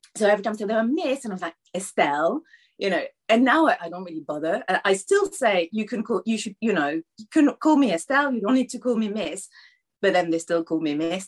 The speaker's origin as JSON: {"language": "English", "town": "Paris", "region": "Île-de-France", "country": "France", "tie": "born or raised there", "moved": "yes", "lives_now": "Ramsgate, United Kingdom", "said": "I think Paris is still my hometown"}